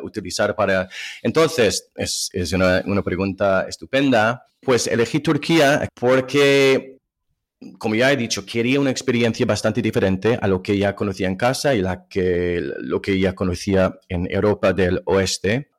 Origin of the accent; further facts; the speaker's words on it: Ohio, United States; Spanish is a second language; moved away as an adult; also born or lived in Spain / Turkey / France; yo nací en el estado de Ohio, en Estados Unidos, en las afueras de una ciudad